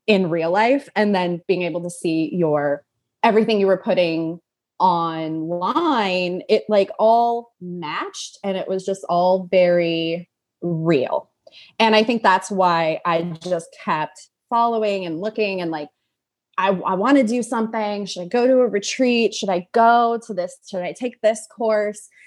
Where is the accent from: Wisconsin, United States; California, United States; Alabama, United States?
California, United States; Los Angeles; moved away as an adult; now in Brooklyn, United States; I'm actually originally from Los Angeles, and now I live in Brooklyn.